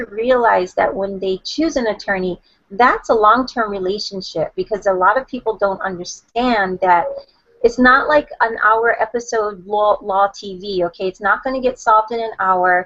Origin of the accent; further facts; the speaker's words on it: Hawaii, United States; I was born and raised in Hawaii, and I live on the island of Oahu